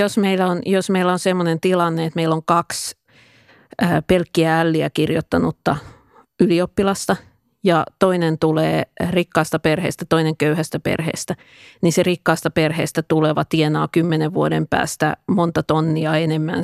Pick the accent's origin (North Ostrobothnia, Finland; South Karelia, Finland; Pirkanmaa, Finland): Pirkanmaa, Finland; Tampere; mä asuin lapsuuteni Pispalassa